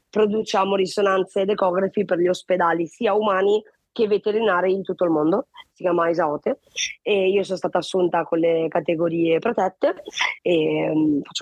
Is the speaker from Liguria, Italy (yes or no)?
yes; Genoa, Liguria, Italy; vengo da Genova, ho sempre vissuto qua. Il 16 maggio compirò 32 anni perché sono classe 91.